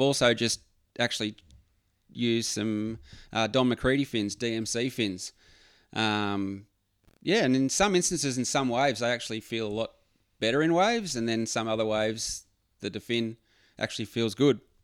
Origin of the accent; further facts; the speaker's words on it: Phillip Island, Victoria, Australia; moved away as an adult; now in Queensland, Australia; I grew up in Phillip Island